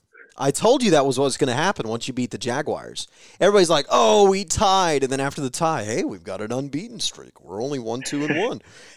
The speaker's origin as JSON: {"language": "English", "town": "Springfield", "region": "Ohio", "country": "United States", "tie": "born or raised there", "said": "Back where we grew up in Springfield, Ohio"}